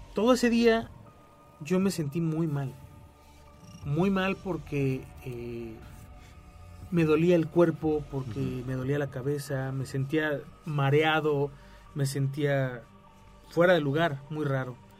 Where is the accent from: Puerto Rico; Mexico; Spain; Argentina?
Mexico